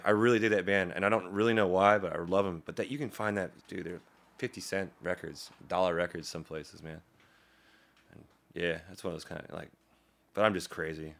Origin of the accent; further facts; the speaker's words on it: Daleville, Virginia, United States; I didn't actually grow up in Roanoke. I grew up in Daleville, to town, small town, about twenty-five minutes outside of Roanoke